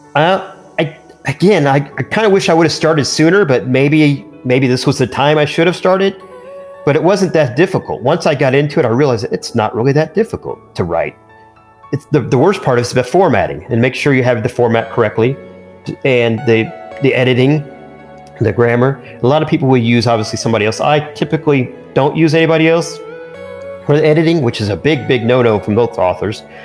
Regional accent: Indiana, United States; I'm growing up in Indiana and living in Indiana originally

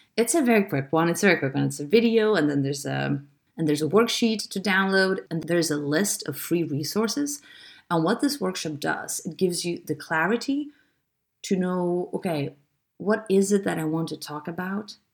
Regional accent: Lithuania; I'm from Lithuania

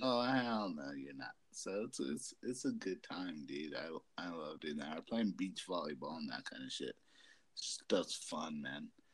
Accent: Colorado, United States; we're from Colorado.

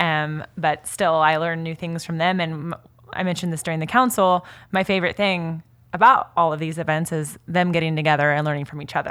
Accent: Kansas, United States; now in California, United States; I'm originally from Kansas

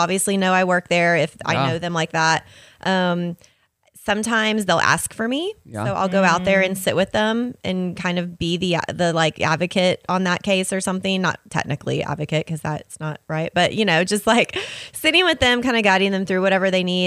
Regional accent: Springdale, Arkansas, United States; I'm from Springdale.

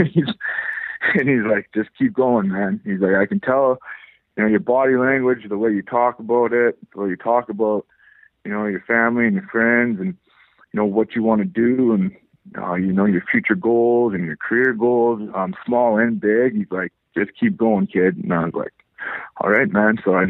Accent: Powell River, British Columbia, Canada; also born or lived in Delta, British Columbia; now in Vancouver, Canada; I was born and raised in Powell River, British Columbia. My mom moved to Vancouver when I was in grade 7. I did high school in Vancouver, in Delta, from, you know, grade 8 to grade 11.

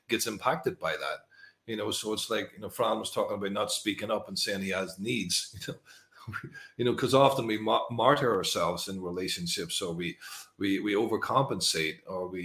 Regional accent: Northern Ireland, United Kingdom; moved away; I came from Northern Ireland, which is a sort of war zone in a way. It was a lot of troubles there for many years

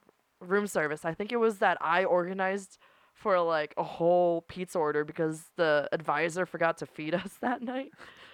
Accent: New Jersey, United States; also born or lived in New York; I'm the only one in the friend group who's from New Jersey

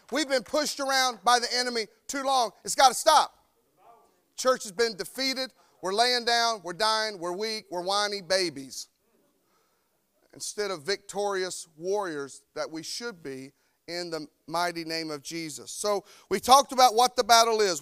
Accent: North Carolina, United States; moved away; I'm from North Carolina. And I've tried for twenty-one or two, I don't know how long I've been here, years to shake this accent, but I can't do it

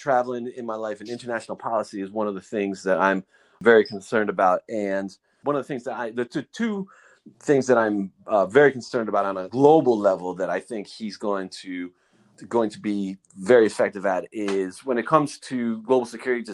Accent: New York, United States; I'm from New York

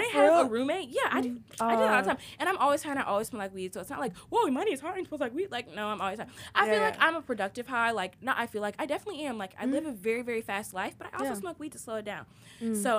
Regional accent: Trinidad & Tobago; And I'm also ethnically diverse. I'm Trinidadian.

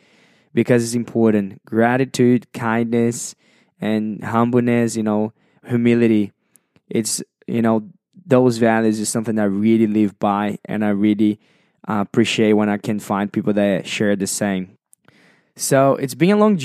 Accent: Brazil; English is a second language; moved away as an adult; now in Sydney, Australia; I was born and raised in Brazil, and at the age of 21

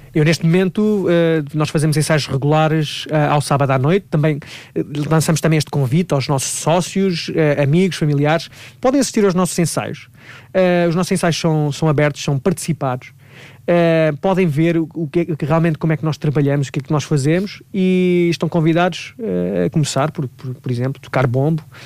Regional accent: Leiria, Leiria District, Portugal; em Leiria, por acaso vai ser na minha terra

